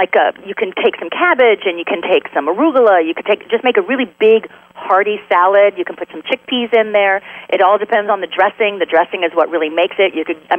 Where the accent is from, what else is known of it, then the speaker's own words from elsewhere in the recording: Delaware, United States; born there; also born or lived in Michigan; Philly fan because I was born in Delaware, so I lived there for a while, really close to Philly